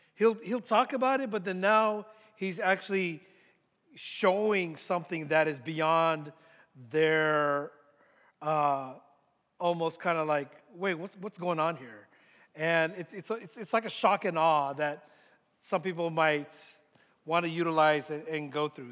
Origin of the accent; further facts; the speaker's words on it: San Francisco Bay Area, California, United States; moved away as an adult; also born or lived in Philippines; now in Dallas, United States; I grew up in the San Francisco Bay Area